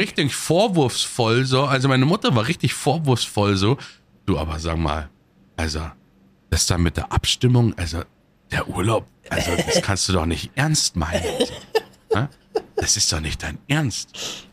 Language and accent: German; Munich, Bavaria, Germany; ich komme ja aus München